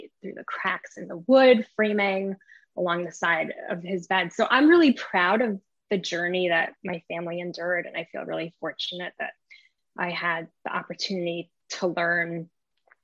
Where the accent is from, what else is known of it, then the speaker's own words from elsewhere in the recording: New York, United States; also born or lived in Israel; I was raised in New York, and they sent me to Israel every summer